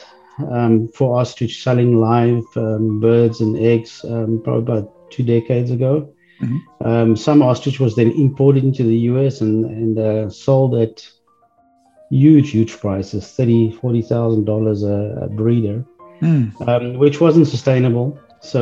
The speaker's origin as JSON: {"language": "English", "country": "South Africa", "moved": "as an adult", "lives_now": "Texas, United States", "said": "I'm originally from South Africa"}